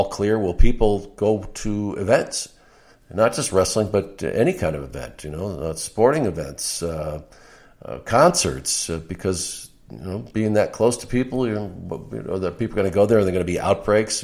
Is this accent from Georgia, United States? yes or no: no; Arizona, United States; moved away as an adult; also born or lived in New York; I was this kid from Arizona